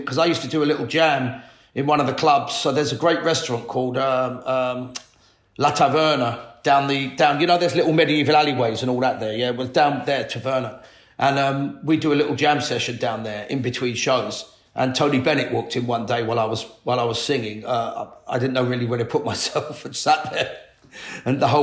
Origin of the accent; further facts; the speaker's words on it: London, United Kingdom; I grew up in Latimer Road, just the back end of Ladbrook Grove, West London.